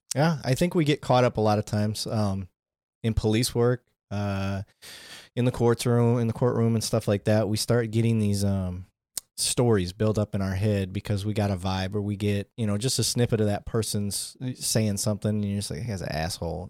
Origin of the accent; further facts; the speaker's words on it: Flint, Michigan, United States; where I grew up, growing up in Flint